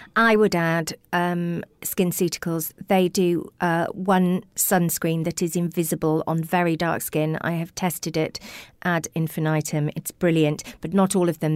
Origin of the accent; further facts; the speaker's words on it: Welsh, Wales, United Kingdom; because I'm Welsh